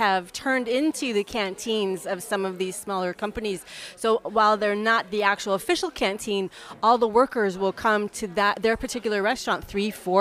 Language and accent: English; United States; now in Paris, France; as an American